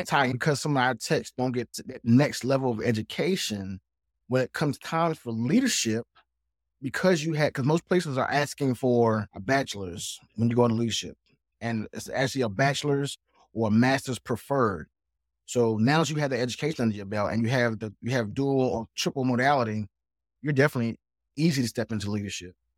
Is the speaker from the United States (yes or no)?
yes; South Carolina, United States; I'm actually from South Carolina